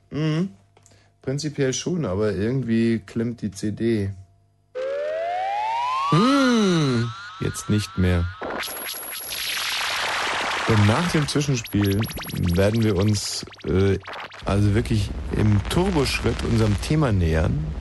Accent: Berlin, Germany; …. Und ich komme aus Berlin.

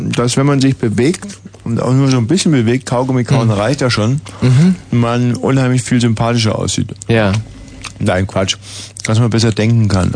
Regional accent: West Germany, Germany; bei uns im Westen

